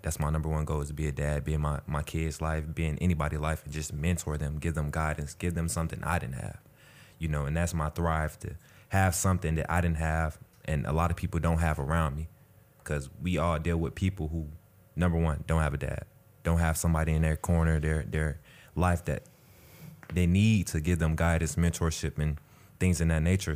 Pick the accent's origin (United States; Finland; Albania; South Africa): United States; Atlanta, Georgia; I'm from Atlanta, Georgia